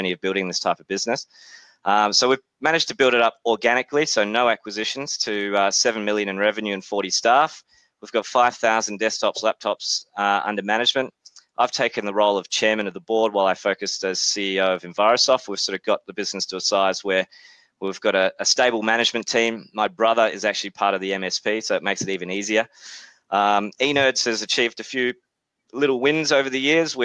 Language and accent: English; Australia; accent: Australian; also born or lived in New Zealand; As you can tell from my accent, I'm obviously from Australia, but was born in New Zealand